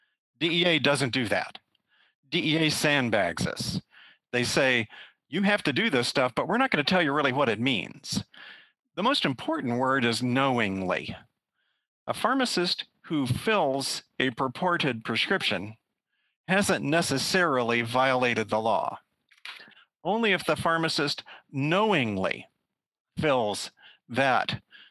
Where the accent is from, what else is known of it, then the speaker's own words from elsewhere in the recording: Kansas, United States; moved away as an adult; also born or lived in Philadelphia / West Virginia / Florida; I grew up in Kansas, went to the University of Kansas